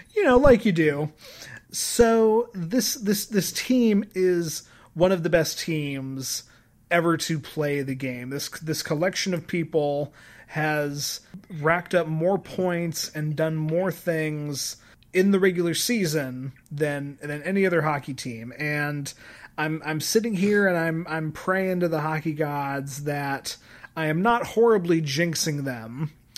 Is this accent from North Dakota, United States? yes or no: no; Colorado, United States; I grew up in Colorado